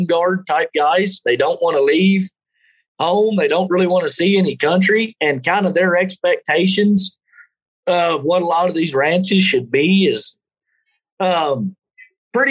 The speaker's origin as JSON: {"language": "English", "region": "Texas Panhandle", "country": "United States", "tie": "born or raised there", "said": "I grew up there in the Texas Panhandle"}